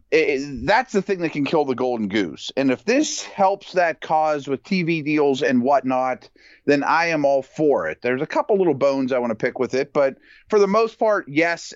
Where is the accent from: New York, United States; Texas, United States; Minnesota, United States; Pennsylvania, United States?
Pennsylvania, United States; Pittsburgh; I'm from Pittsburgh